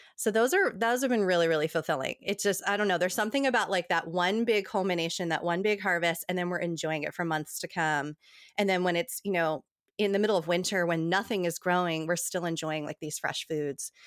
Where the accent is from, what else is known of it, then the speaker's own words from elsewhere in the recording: New Jersey, United States; now in Tennessee, United States; I grew up in New Jersey, um, having these big, long table dinners with my Italian family